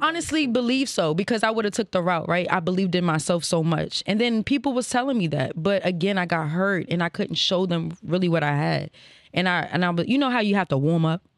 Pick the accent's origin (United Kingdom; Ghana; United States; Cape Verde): United States; Alexandria, Virginia; also born or lived in Prince George's County, Maryland; now in Baltimore, United States; I was raised in Virginia, you know what I'm saying? Uh, what, Alexandria